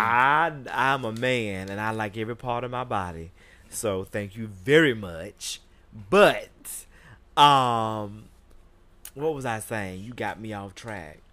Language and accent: English; Jacksonville, Florida, United States; moved away as an adult; now in New York City, United States; I grew up in Jacksonville, Florida